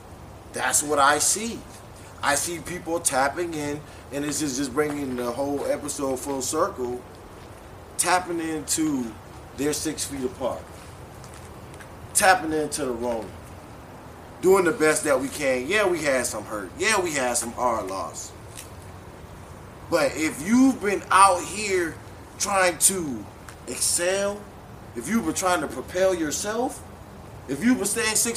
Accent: Charleston, United States; Hey, Jabos. I'm from Charleston.

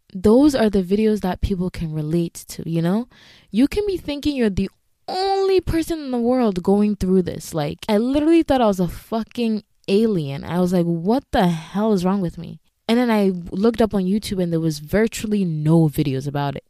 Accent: Ghana; moved away; being a Ghanaian immigrant

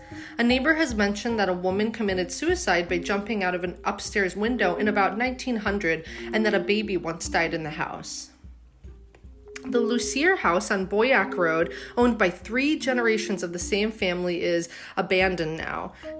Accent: Clifton Park, New York, United States; I thought it would be nice to talk about my hometown a little bit. Clifton Park.

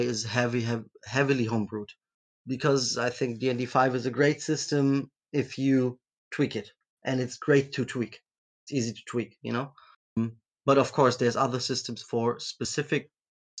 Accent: Germany; I'm from Germany

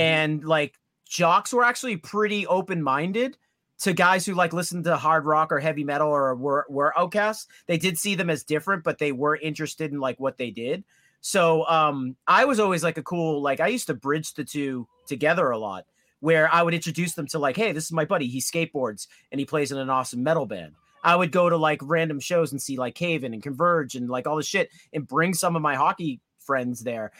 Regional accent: Danvers, Massachusetts, United States; I grew up in the Northeast, uh, North Shore. Um, hockey was massive in my hometown, Danvers, Massachusetts

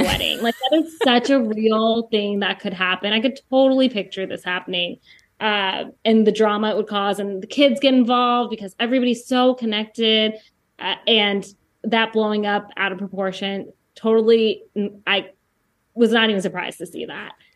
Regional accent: Jefferson City, Missouri, United States; I grew up in Jefferson City, Missouri, which has, like, no diversity

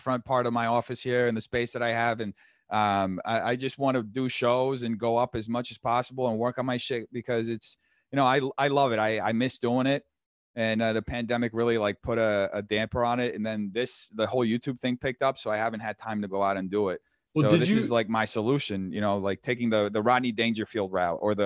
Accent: Brazil; also born or lived in New York; now in United States; I'm from Brazil

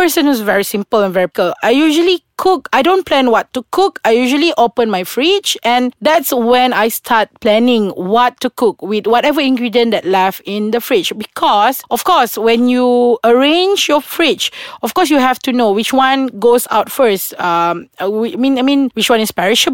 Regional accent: Sarawak, Malaysia; I'm from Sarawak

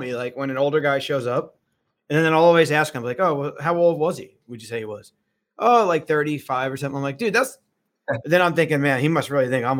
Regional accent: New Jersey, United States; now in Los Angeles, United States; Well, I grew up a New Jersey Devils fan. because I grew up in New Jersey. Okay. But since I moved out west 21 years ago

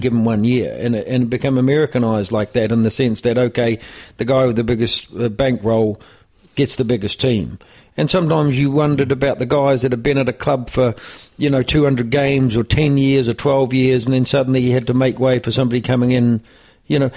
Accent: New Zealand; moved away as an adult; now in Ireland; growing up in New Zealand

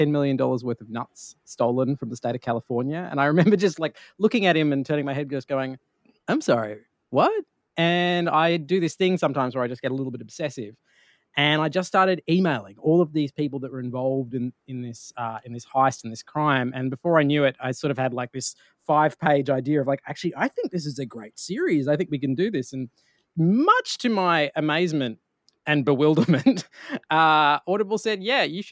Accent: Australia; being an Australian in the US

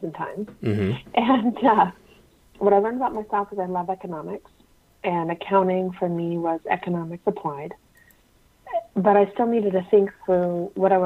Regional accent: Midwest, United States; I was born and raised broadly in the Midwest.

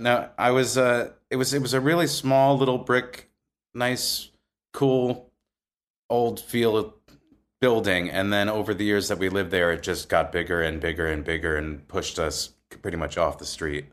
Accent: Maywood, New Jersey, United States; also born or lived in Wayne, New Jersey; I grew up in a really small town called Maywood, which bordered Hackensack

